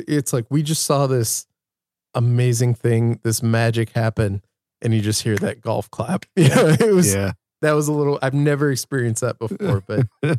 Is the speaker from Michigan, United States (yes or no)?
yes; Grand Rapids, Michigan, United States; moved away as an adult; now in Iowa City, United States; At the Van Andel Arena, where I've seen quite a few shows, and that's my hometown too.